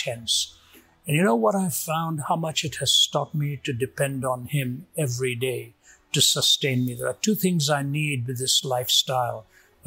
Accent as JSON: {"language": "English", "country": "India", "tie": "born or raised there", "moved": "yes", "said": "When I was growing up in India"}